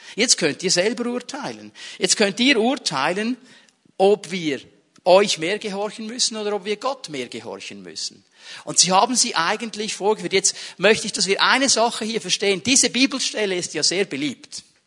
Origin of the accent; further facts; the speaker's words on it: Switzerland; bei uns in der Schweiz